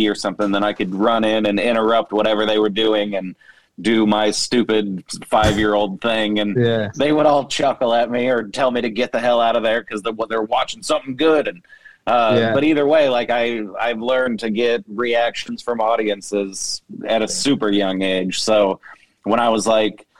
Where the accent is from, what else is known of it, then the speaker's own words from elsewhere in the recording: Kansas City, Missouri, United States; I'm from Kansas City, Missouri